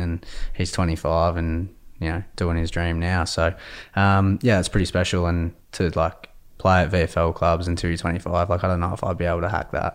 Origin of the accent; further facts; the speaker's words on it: Adelaide, South Australia, Australia; now in Victoria, Australia; I'm from Adelaide originally